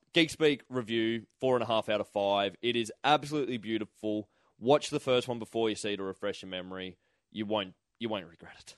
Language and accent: English; Toowoomba, Queensland, Australia; we grew up in Toowoomba